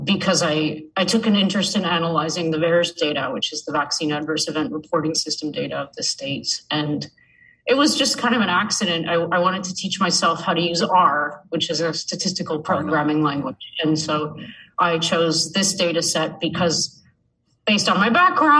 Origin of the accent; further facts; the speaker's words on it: Canada; I'm a Canadian researcher